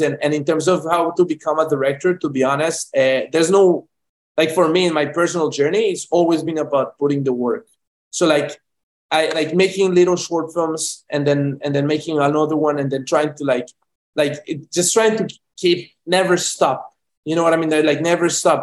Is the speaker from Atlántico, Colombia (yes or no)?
no; Medellín, Antioquia, Colombia; moved away; I'm from Medellin, Colombia, born and raised